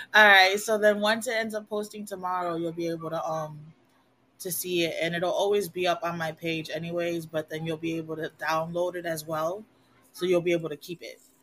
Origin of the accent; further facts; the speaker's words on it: Puerto Rico; first language Spanish; English is a second language; moved away as an adult; also born or lived in United States / Connecticut; now in Virginia, United States; I grew up both in the United States and in Puerto Rico, so I know how what it's like to be raised American, and I know what it's like to be raised Puerto Rican.